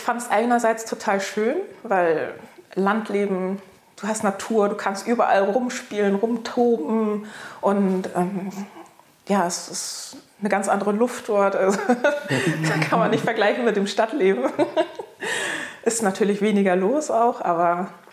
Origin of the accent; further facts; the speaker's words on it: Hamburg, Germany; ich bin in Hamburg geboren